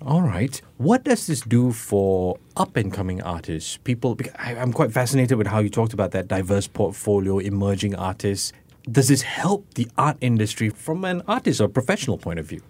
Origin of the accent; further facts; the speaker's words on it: Singapore; this is me sharing as a Singaporean